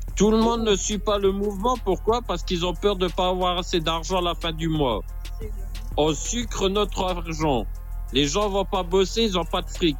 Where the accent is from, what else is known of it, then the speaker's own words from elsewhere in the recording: France; Je suis originaire de France, hein, j'habite en France depuis que je suis né.